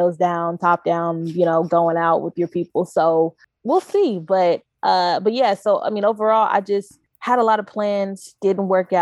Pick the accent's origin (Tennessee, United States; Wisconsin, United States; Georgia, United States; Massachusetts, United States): Tennessee, United States; Knoxville; He's a really cool director that I grew up with in Knoxville